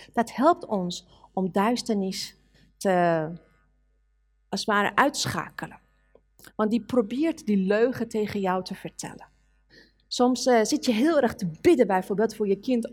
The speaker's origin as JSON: {"language": "Dutch", "country": "Iran", "tie": "born or raised there", "second_language": "Dutch", "moved": "yes", "lives_now": "Netherlands", "said": "als een Iraanse meisje"}